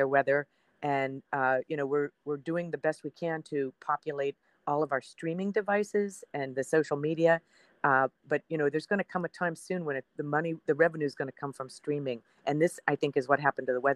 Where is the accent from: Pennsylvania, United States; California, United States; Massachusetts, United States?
Pennsylvania, United States; Erie; moved away; also born or lived in Richmond; my hometown of Erie, Pennsylvania